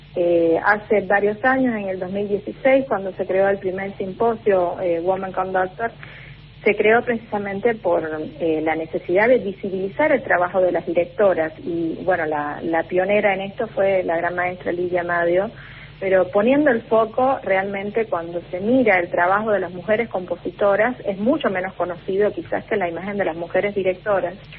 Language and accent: Spanish; Matanzas, Cuba; en mi provincia natal, en la ciudad de Matanzas